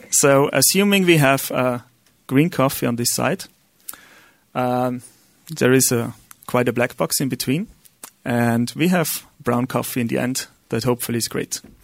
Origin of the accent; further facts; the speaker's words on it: Austria; English is a second language; I'm Austrian, so my accent is not really accurate.